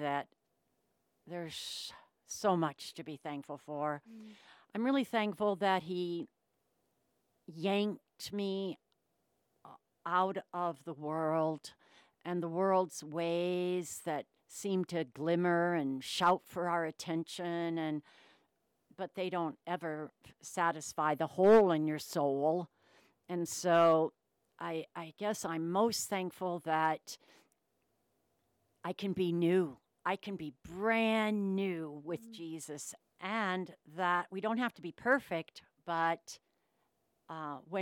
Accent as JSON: {"language": "English", "town": "Denver", "region": "Colorado", "country": "United States", "tie": "born or raised there", "also_born_or_lived": "Kansas / Sioux Falls, South Dakota / New Mexico", "said": "I was born in Kansas, and I lived there when I was a little baby, and then I moved to Sioux Falls, South Dakota. So I lived there until I was 7, and then my family moved to Denver, Colorado. So I've been a Denver, Colorado girl, mountain girl, no ocean girl, for most of my life"}